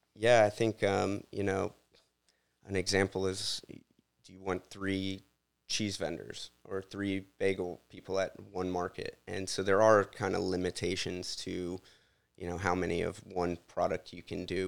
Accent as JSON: {"language": "English", "town": "Houston", "region": "Texas", "country": "United States", "tie": "born or raised there", "also_born_or_lived": "Louisiana", "moved": "as an adult", "lives_now": "Bucks County, United States", "said": "I'm from Texas, but, uh, as my last name implies, I'm Cajun as well"}